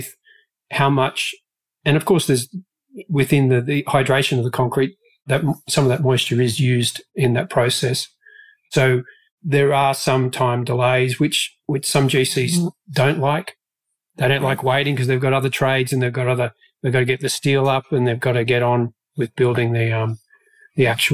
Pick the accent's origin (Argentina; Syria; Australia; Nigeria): Australia; moved away as an adult; now in Dallas, United States; I'm a little bit further South